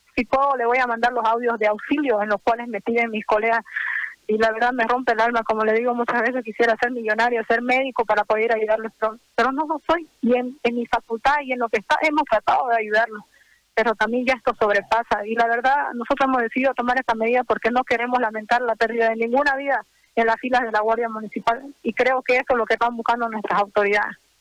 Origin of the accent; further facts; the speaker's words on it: Santa Cruz, Bolivia; somos humanos, somos cruceños, somos bolivianos, trabajamos para acá